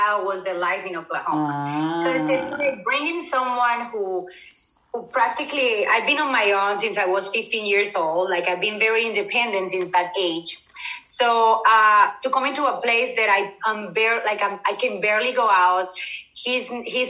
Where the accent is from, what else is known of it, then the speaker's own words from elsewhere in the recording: Colombia; English is a second language; moved away as an adult; now in United States; I'm from Colombia. I was born in Colombia. I moved to the United States about 10 years ago.